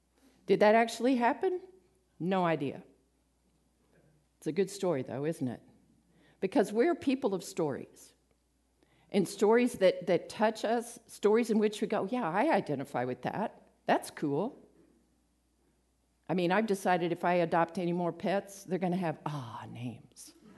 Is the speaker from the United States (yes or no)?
yes; Midland, United States; from Midland, so.